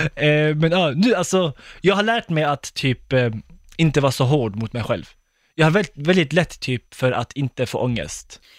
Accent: Skåne, Sweden; moved away as an adult; now in Gothenburg, Sweden; jag är inte från Stockholm, jag är från Skåne egentligen. Jag bor i Göteborg

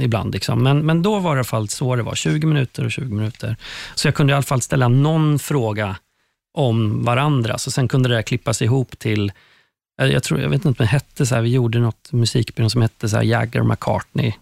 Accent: Skövde, Västra Götaland, Sweden; moved away; jag hade börjat göra TV hemma i Skövde, där jag kommer ifrån.

